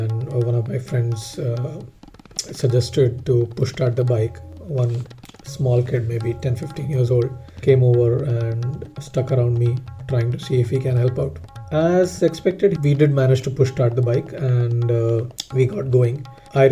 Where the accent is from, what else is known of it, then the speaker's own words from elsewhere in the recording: Jamshedpur, Jharkhand, India; moved away; I'm heading to Jamshedpur, my hometown.